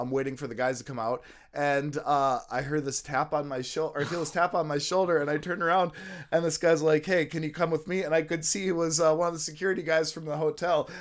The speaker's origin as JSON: {"language": "English", "country": "United States", "said": "I was from America"}